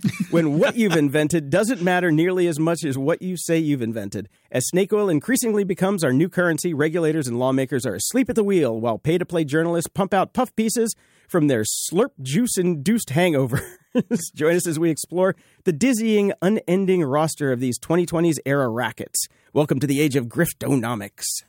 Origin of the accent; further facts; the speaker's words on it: the South, United States; I grew up in the South